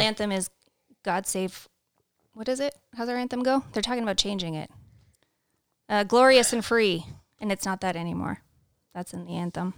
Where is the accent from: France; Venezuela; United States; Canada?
Canada; moved away; also born or lived in Saskatchewan / London, Ontario; we're both born and raised in Canada